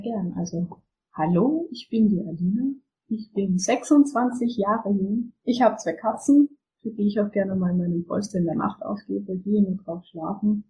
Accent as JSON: {"language": "German", "country": "Austria", "said": "bei uns in Österreich"}